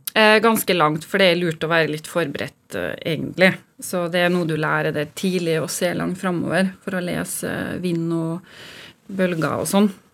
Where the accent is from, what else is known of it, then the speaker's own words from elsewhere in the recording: Molde, Møre og Romsdal, Norway; moved away; Jeg kommer fra Kleive, lita bygd utenfor Molde.